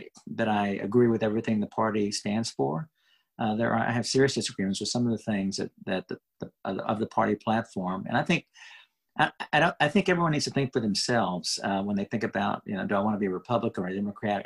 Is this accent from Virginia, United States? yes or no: no; Houston, Texas, United States; I grew up in a large family in Houston